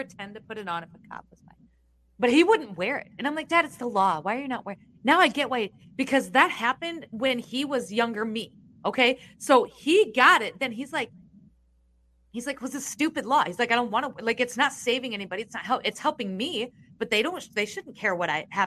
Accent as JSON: {"language": "English", "region": "Iowa", "country": "United States", "said": "I'm from Iowa."}